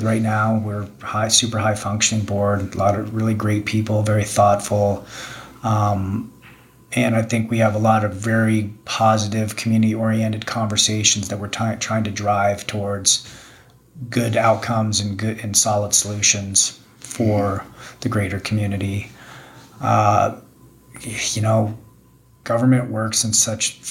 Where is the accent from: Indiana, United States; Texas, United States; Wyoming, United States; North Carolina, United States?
Wyoming, United States; Jackson; also born or lived in Park City, Utah; growing up in Jackson, being born in Jackson